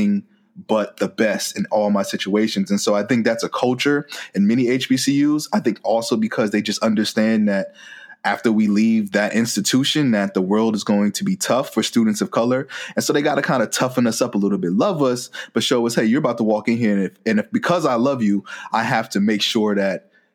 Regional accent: New Jersey, United States; moved away as an adult; also born or lived in Virginia; I was originally from New Jersey and then I went to school all the way in Virginia as well

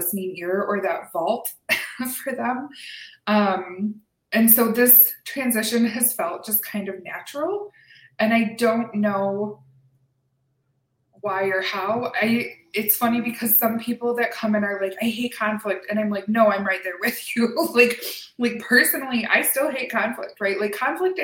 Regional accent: Lansing, Michigan, United States; moved away as an adult; now in Oregon, United States; born and raised in Lansing, Michigan

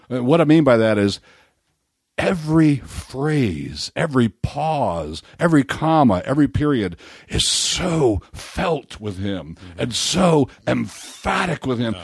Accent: Baltimore, Maryland, United States; I'm from Baltimore

